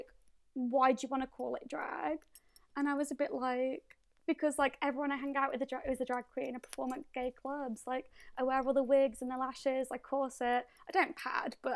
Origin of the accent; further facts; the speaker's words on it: Birmingham, West Midlands, United Kingdom; where are you from? And I was like, Birmingham.